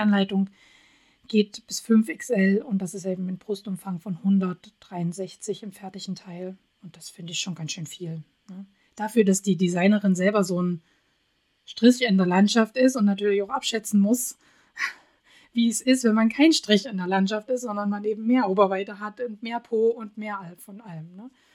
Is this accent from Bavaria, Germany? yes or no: no; Radebeul, Saxony, Germany; moved away; ich komme ja ursprünglich aus Radebeul, bin da groß geworden das ist so ein kleines Örtchen neben Dresden